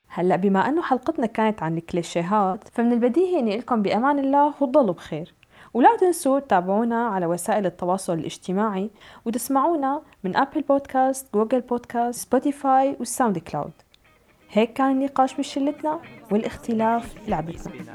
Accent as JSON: {"language": "Arabic", "country": "Syria", "said": "نحن كسوريين"}